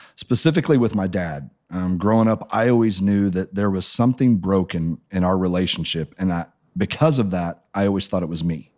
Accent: Springfield, Missouri, United States; I grew up in Springfield, Missouri

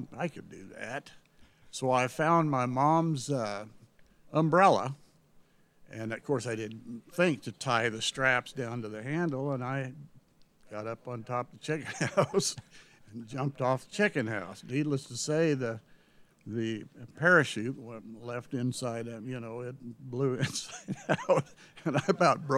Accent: North Platte, Nebraska, United States; also born or lived in Salt Lake City, Utah / Hooker, Oklahoma / Canyon City, Colorado; we spent our wonder years growing up in North Platte.

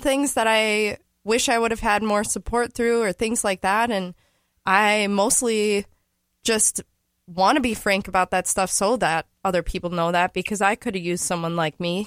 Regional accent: St. Paul, Minnesota, United States; I am from St. Paul.

